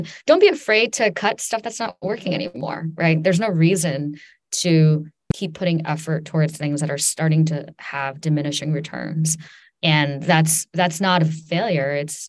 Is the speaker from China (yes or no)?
yes; China; also born or lived in New York, United States; I grew up in China and also on the East Coast, in and near New York.